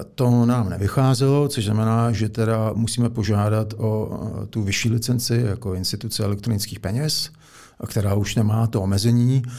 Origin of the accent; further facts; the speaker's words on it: Czechia; z podstaty jsem Čech